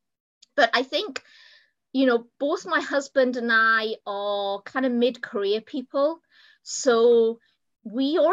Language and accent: English; United Kingdom; moved away as an adult; now in United States; as you can probably tell from my accent, I'm not American. I'm actually from the UK.